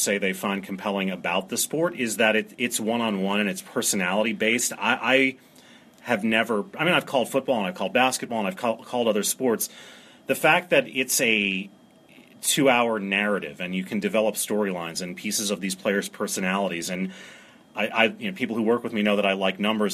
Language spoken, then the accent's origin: English; New York City, New York, United States; also born or lived in Maryland; I grew up in New York City